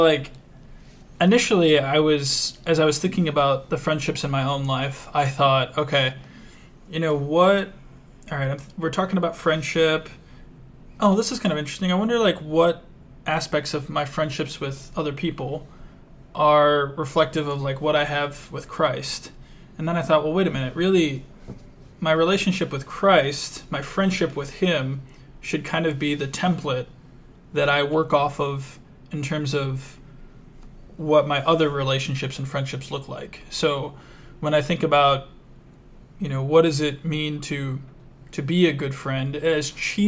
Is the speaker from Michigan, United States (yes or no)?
no; Chesterton, Indiana, United States; born or raised there